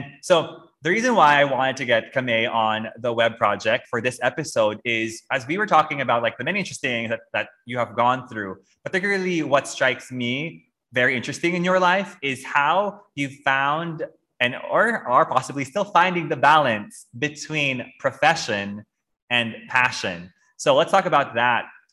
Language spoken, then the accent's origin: English; Philippines; moved away; we grew up in the Philippines